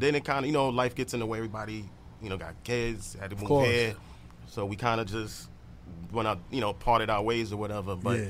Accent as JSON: {"language": "English", "town": "New York City", "region": "New York", "country": "United States", "said": "producer from East Flatbush, Brooklyn."}